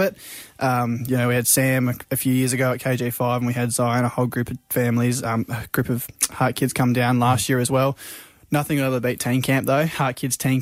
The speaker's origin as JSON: {"language": "English", "town": "Hobart", "region": "Tasmania", "country": "Australia", "tie": "born or raised there", "said": "I was born here in Hobart"}